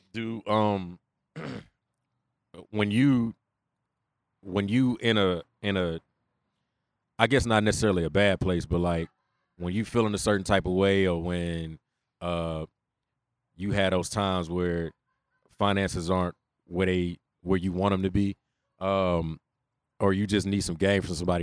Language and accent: English; Houston, Texas, United States; I grew up in Inwood